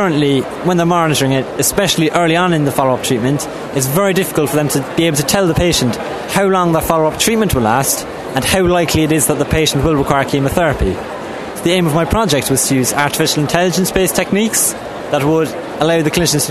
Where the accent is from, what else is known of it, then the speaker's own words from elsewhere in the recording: Crosshaven, Munster, Ireland; I'm from Cloistermore Rail Namara, Crosshaven, County Cork